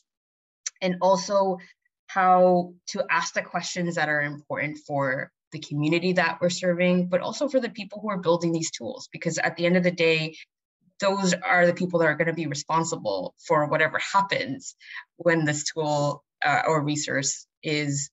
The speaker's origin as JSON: {"language": "English", "town": "New York City", "region": "New York", "country": "United States", "tie": "born or raised there", "said": "I get to work in the community that I've been born and raised in New York City"}